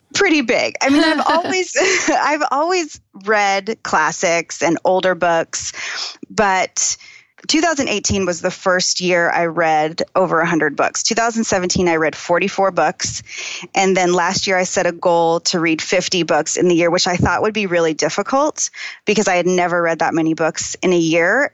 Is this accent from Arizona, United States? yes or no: yes; Phoenix, Arizona, United States; I grew up in Phoenix